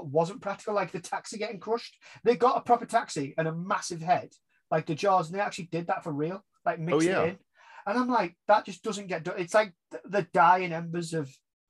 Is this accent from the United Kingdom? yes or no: yes; England, United Kingdom; we as English British people